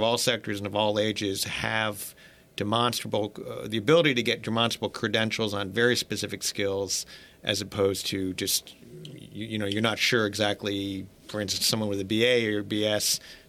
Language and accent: English; Gainesville, Florida, United States; the town where I'm from Gainesville, Florida.